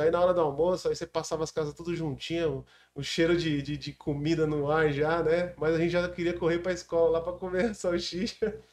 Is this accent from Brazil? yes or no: yes; Mongaguá, São Paulo, Brazil; sou filho da cidade. Nasci em 1981 em Mongaguá.